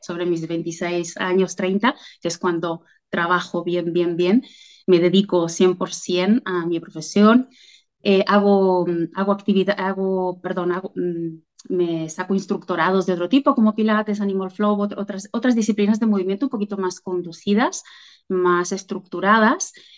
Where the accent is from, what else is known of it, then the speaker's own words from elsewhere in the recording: Argentina; moved away as an adult; now in Catalonia, Spain; soy argentina, descendiente de, italianos